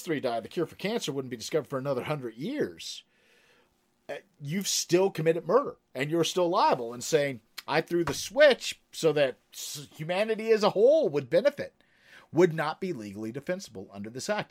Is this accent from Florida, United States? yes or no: no; Kentucky, United States; I'm from Kentucky